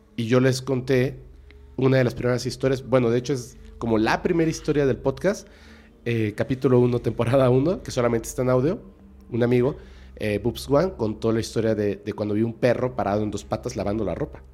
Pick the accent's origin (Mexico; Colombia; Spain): Mexico; Mexico City; now in Mérida, Mexico; Yo soy de aquí, de la Ciudad de México, pero vivo en Mérida